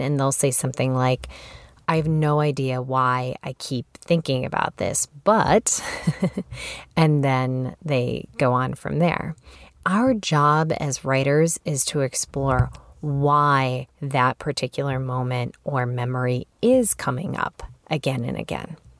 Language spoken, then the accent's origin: English; Chicago, Illinois, United States; moved away as an adult; also born or lived in Massachusetts; I relocated as a young adult from Chicago, where I was from, to Massachusetts